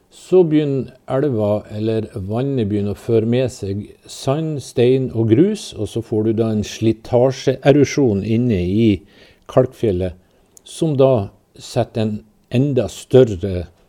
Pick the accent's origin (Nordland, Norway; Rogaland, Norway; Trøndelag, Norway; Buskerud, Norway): Nordland, Norway; Mo i Rana; jeg er oppvokst i Rana